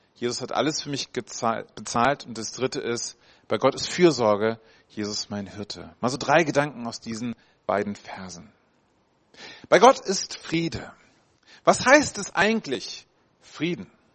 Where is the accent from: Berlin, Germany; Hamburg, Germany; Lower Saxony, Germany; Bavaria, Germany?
Hamburg, Germany; da komme ich ursprünglich her aus Hamburg, ja mit acht Jahren.